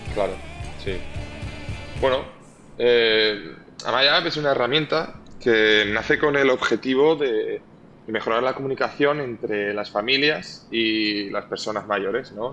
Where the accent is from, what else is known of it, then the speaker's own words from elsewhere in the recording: Spain; moved away; also born or lived in Valencia / United States; crecí en un pueblo muy pequeño del interior